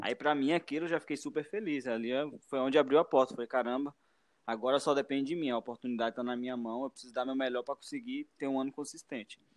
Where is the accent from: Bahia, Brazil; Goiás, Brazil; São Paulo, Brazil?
Bahia, Brazil; Vale do Capão, Chapada Diamantina; eu sou do interior, eu sou do Vale do Capão, na Chapada Diamantina, na Bahia, e lá não tinha ônibus